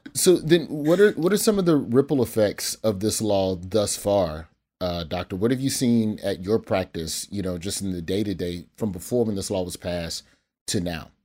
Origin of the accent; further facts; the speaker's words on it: Birmingham, Alabama, United States; I'm from Birmingham